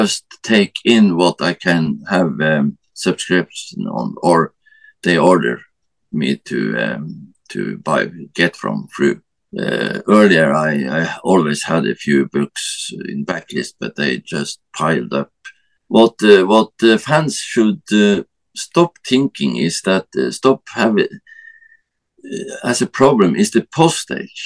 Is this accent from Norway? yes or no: yes; Norway; I'm from Norway